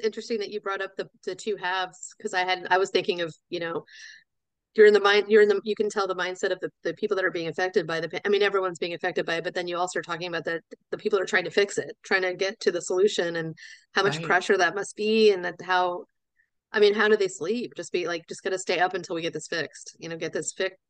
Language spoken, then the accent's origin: English; Florida, United States; now in Frederick, United States; I grew up in South Florida. So to go anywhere, we went through Atlanta, because, you know, I growing up thought, oh, everyone flies through Atlanta because that's what you do.